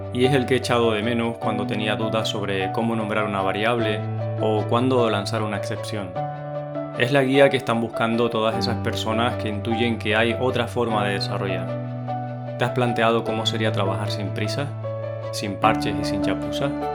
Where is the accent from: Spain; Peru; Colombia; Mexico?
Spain; Tenerife, Canary Islands; accent: canario; vengo de Tenerife